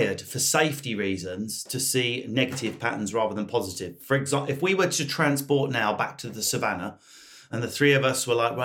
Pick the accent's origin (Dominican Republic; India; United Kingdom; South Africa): United Kingdom; I'm British